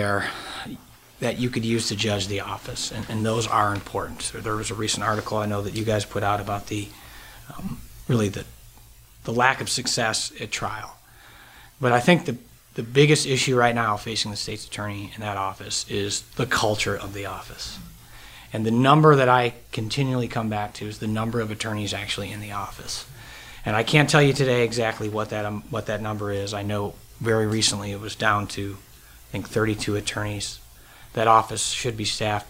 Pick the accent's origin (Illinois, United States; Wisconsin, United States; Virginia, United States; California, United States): Illinois, United States; Rockford; moved away as an adult; also born or lived in Rhode Island / New York / Chicago; I'm born and raised in Rockford, Illinois